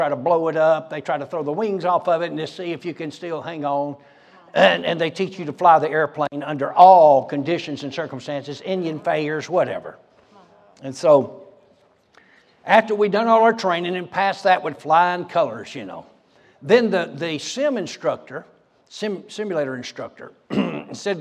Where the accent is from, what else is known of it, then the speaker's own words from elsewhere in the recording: Muskogee County, Georgia, United States; now in Broken Arrow, United States; I grew up in Georgia. All right, I was born in Muskogee County, Georgia